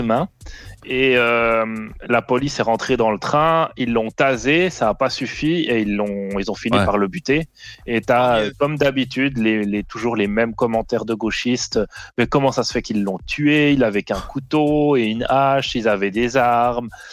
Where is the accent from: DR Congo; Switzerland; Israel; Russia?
Switzerland; je suis né en Suisse, donc déjà, euh, tu vois. Mais, mais j'ai quand même un attachement à la France, tu vois. Mais par contre, à choisir, euh, mon pays, c'est la Suisse. J'y suis né, j'y ai vécu toute ma vie